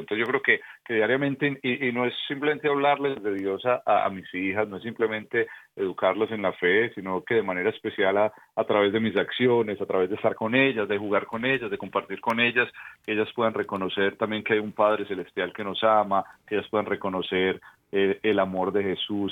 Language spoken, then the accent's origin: Spanish; Medellín, Antioquia, Colombia; moved away; yo soy colombiano, en Medellín, Colombia